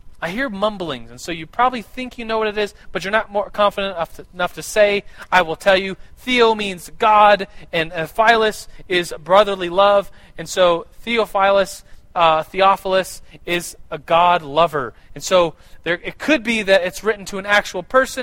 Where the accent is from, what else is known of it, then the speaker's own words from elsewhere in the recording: United States; we, as Americans